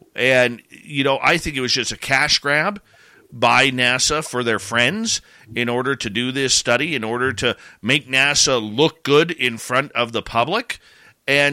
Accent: Abbotsford, British Columbia, Canada; when I was like 8 years old at the Abbotsford International Air Show in my hometown

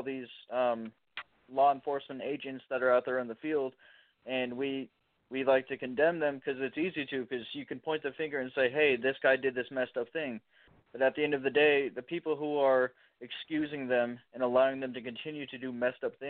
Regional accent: Chicago, Illinois, United States; now in Champaign, United States; I'm from East Central Illinois, down over here in Champaign, Illinois, about 2.5 hours south of Chicago, but I'm from Chicago.

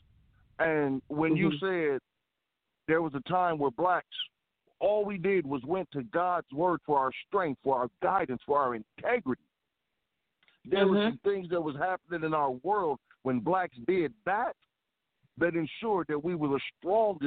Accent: Baldwin, Michigan, United States; moved away; also born or lived in Chicago; When I moved away from Baldwin, till my mother moved us to the inner city

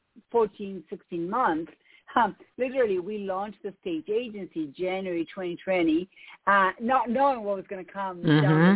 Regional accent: Argentina; English is a second language; moved away as an adult; now in United States; if you hear an accent, it's because I have one. I'm from Argentina.

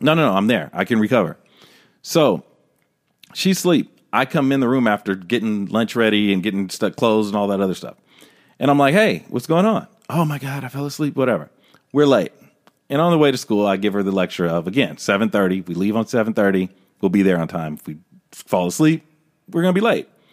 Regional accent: Los Angeles, California, United States; living in Los Angeles my whole life

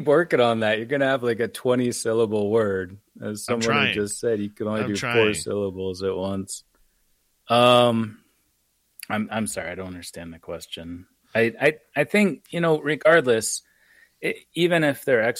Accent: United States; I say I'm from America

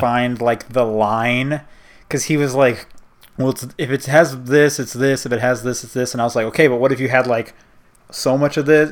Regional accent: United States; I'm from America

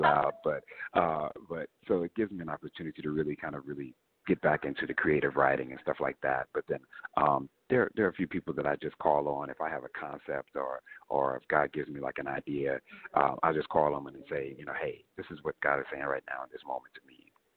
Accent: Kansas City, Missouri, United States; growing up in Kansas City

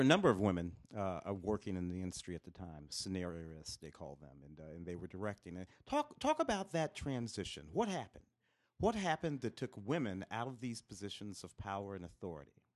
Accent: St. Louis, Missouri, United States; Saint Louis quite a lot, my hometown

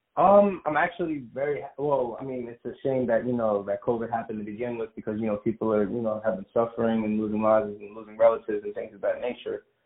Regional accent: New York City, New York, United States; moved away; also born or lived in Long Island, New York; born and raised in Brooklyn, New York, but then I moved out to Long Island for a little more than half my life

